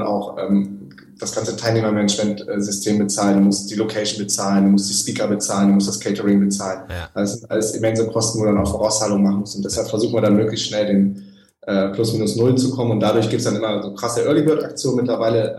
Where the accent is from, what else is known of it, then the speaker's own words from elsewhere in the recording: Germany; als Deutsche